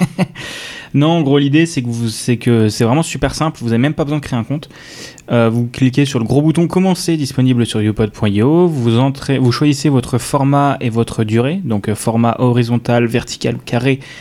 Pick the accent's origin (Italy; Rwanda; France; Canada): France; Strasbourg, Grand Est; je suis originaire de la banlieue de Strasbourg